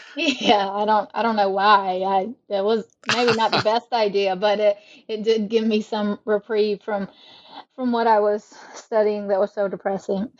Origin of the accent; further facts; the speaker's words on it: South Carolina, United States; also born or lived in Mississippi; I live in South Carolina and I'm from South Carolina, so hmm. um, born and raised Southerner.